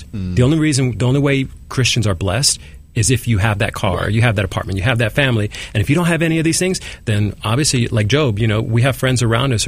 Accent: New York City, New York, United States; I was born here in Manhattan

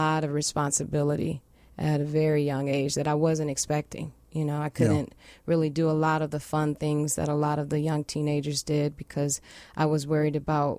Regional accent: Detroit, Michigan, United States; accent: Midwestern; also born or lived in White Plains, New York; now in New York City, United States; I'm from Detroit, Michigan. I'm a Motor City girl.

